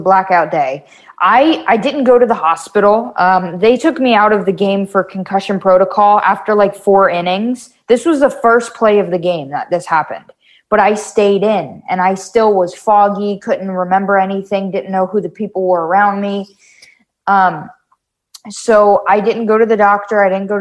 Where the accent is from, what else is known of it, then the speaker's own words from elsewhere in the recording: Wellington, Florida, United States; also born or lived in Davie, Florida; We moved here when I was like four in Wellington